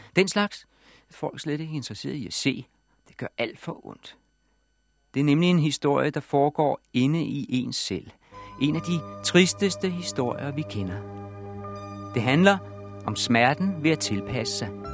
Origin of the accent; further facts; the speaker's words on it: Denmark; vi danskere